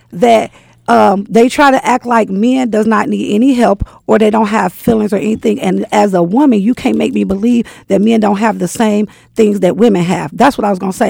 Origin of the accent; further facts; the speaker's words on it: Michigan, United States; because I'm from Michigan, you could work in a shop